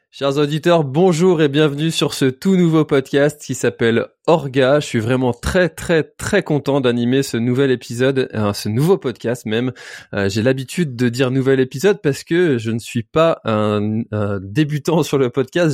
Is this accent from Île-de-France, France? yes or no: no; Brittany, France; je suis breton